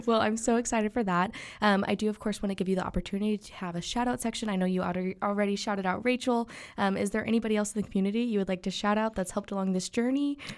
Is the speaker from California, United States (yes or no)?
no; Texas, United States; born or raised there; also born or lived in Germany